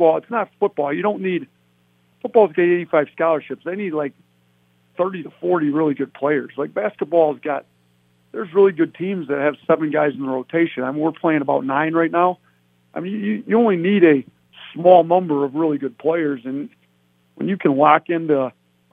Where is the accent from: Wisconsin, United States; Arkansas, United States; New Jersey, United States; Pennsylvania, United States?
Wisconsin, United States; now in Buffalo, United States; I grew up in Wisconsin